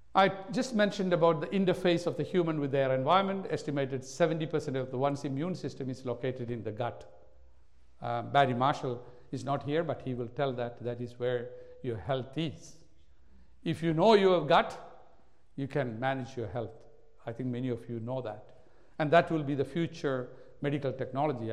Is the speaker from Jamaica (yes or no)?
no; India; now in Australia; I was born in India